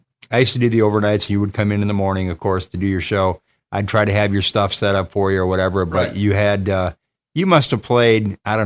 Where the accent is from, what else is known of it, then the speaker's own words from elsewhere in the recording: Detroit, Michigan, United States; moved away as an adult; now in Grand Rapids, United States; I grew up in the Detroit area where CKLW was the thing